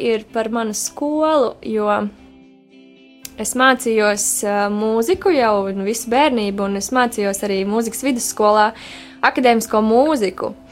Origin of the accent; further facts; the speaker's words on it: Liepāja, Latvia; now in Riga, Latvia; es arī esmu no Liepājas, un es ļoti lepojos ar to. Un, lai arī es dzīvoju Rīgā jau sesto gadu, es nevaru sev nosaukt par rīznieci